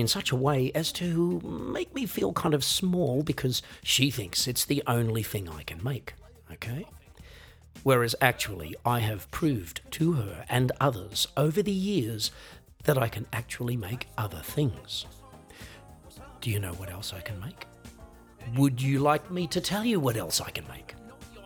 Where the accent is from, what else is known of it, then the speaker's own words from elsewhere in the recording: Australia; an Australian musician, songwriter, singer, comedian